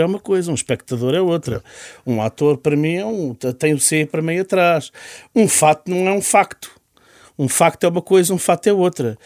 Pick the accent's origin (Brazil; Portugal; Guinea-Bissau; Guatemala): Portugal; Carcavelos, Lisbon; also born or lived in Oeiras / Riachos, Ribatejo / London / Caselas, Lisbon; Eu cresci em Carcavelos e no Ribatejo, mais ou menos nos dois sítios. Depois fui para Londres e depois voltei